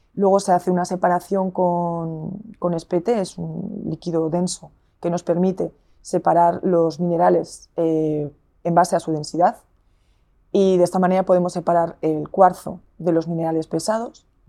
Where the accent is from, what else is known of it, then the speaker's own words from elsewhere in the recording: Zaragoza, Aragon, Spain; now in Burgos, Spain; yo soy de Zaragoza